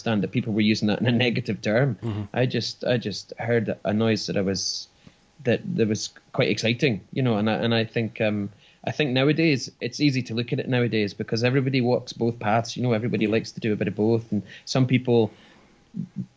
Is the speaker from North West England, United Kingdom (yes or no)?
no; Ballingry, Scotland, United Kingdom; I grew up in Ballingrey, just a village in Fife